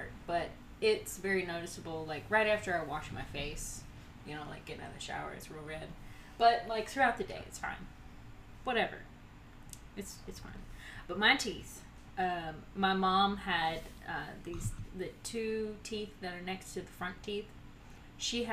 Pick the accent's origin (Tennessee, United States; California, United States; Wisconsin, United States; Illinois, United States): Tennessee, United States; Dyersburg; moved away; I'm from Dyersburg